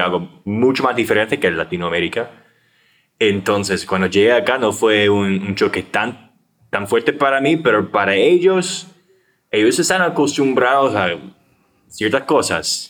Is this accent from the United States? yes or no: yes; United States; Spanish is a second language; moved away as an adult; also born or lived in Asia; now in Costa Rica; Yo soy gringo